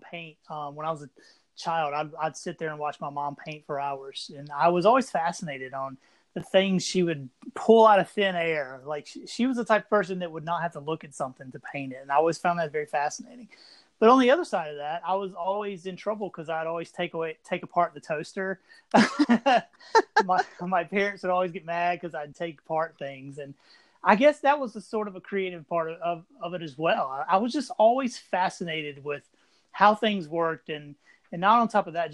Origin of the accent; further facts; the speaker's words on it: Anderson, South Carolina, United States; also born or lived in Greenville, South Carolina; now in Columbia, South Carolina, United States; I'm originally from Anderson, South Carolina. I grew up more in Anderson and Greenville upstate